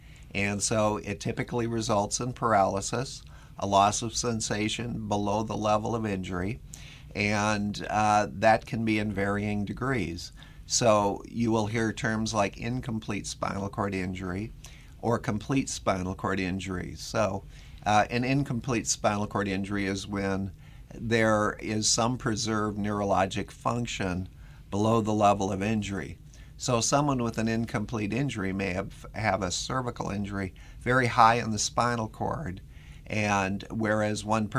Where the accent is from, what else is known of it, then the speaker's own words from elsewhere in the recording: Minnesota, United States; accent: Minnesota; now in US South; I'm from Minnesota originally. If you can't tell from the accent, it's a little bit of a mixture of Minnesota with about 30 years of living down south on top of it.